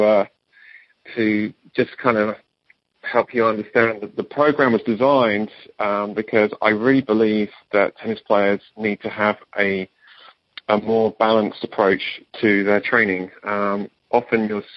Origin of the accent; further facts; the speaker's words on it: England, United Kingdom; moved away; my home country or country of origin, England